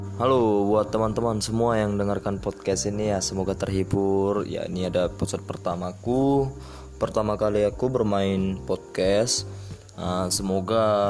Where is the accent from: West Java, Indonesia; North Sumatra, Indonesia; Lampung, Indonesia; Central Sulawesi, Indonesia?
North Sumatra, Indonesia; Medan; Aku orang Medan